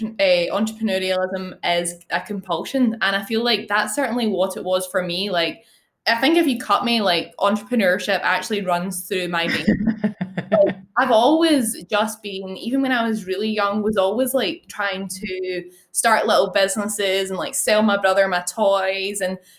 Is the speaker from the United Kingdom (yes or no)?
yes; Glasgow, Scotland, United Kingdom; So Glasgow.